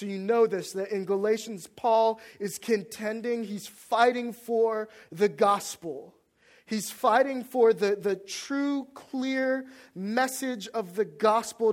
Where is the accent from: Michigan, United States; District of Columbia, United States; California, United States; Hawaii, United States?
District of Columbia, United States; Washington; moved away as an adult; also born or lived in North Carolina; my hometown